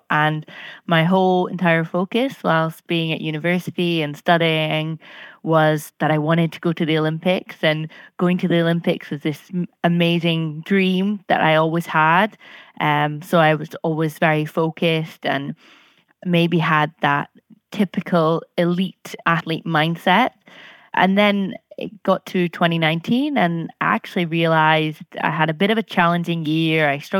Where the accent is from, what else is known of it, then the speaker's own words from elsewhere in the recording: Scotland, United Kingdom; I'm 27 from Scotland